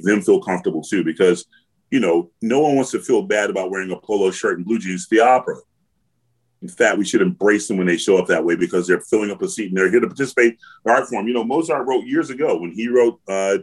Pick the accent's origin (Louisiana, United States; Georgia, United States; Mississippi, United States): Georgia, United States; growing up in Georgia